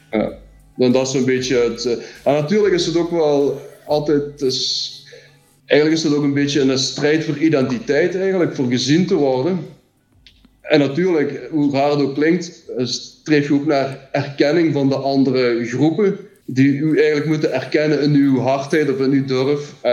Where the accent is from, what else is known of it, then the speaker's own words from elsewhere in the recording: Limburg, Flanders, Belgium; als Limburgers eh, had je twee keuzes, of je ging naar Genk, of naar Lommel, of naar Sint-Truiden.